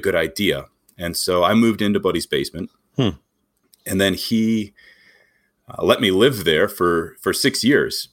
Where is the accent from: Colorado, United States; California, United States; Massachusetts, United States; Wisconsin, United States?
Wisconsin, United States; moved away as an adult; also born or lived in Greenville, South Carolina; I grew up in Wisconsin